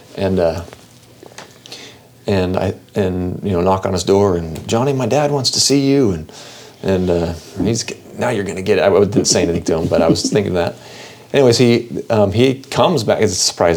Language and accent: English; Seattle, Washington, United States; I grew up in the Seattle area